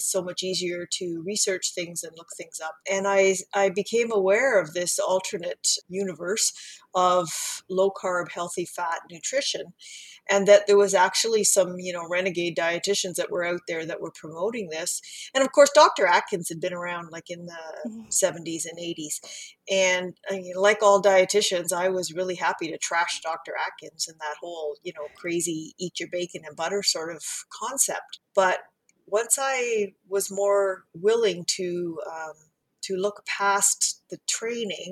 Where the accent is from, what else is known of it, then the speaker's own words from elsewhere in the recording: Canada; also born or lived in Central Ontario; I am Canadian, a registered dietitian living in Central Ontario